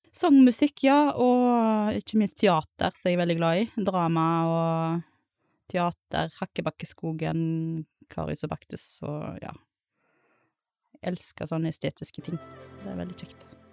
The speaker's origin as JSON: {"language": "Norwegian", "town": "Sagvåg", "region": "Vestland", "country": "Norway", "tie": "born or raised there", "said": "Presiserer at jeg kommer fra Sagvåg, ikke fra Stord."}